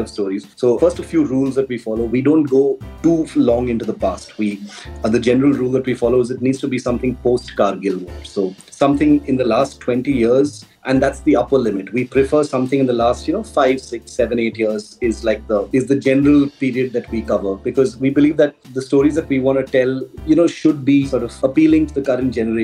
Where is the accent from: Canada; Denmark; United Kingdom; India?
India; Chennai, Tamil Nadu; moved away as an adult; now in Delhi, India; I grew up in Chennai. That's where I was born and brought up.